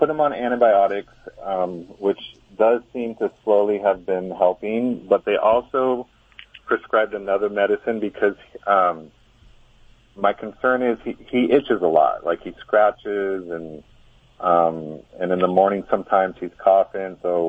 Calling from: California, United States; Rio Grande, California.

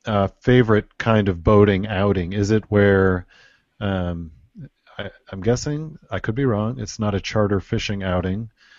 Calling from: Michigan, United States; I am calling in from Michigan, enjoying some craft beer here

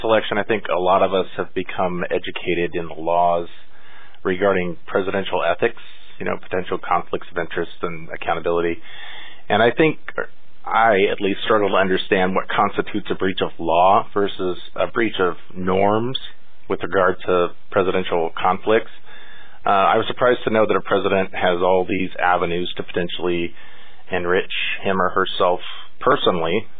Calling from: Redding, California, United States; I'm calling from Redding, California

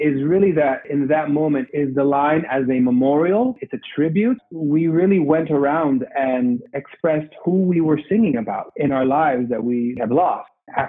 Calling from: Barcelona, Catalonia, Spain; I am calling in from Barcelona.

